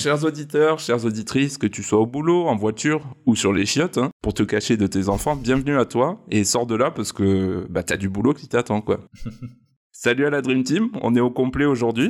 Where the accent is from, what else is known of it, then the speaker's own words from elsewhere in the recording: Provence-Alpes-Côte d'Azur, France; chez nous en Provence